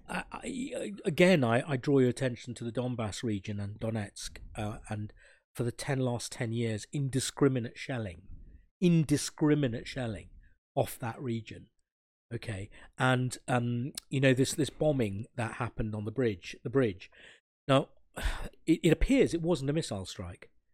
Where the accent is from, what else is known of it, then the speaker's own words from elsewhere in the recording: Sri Lanka; I'm a burgher from Sri Lanka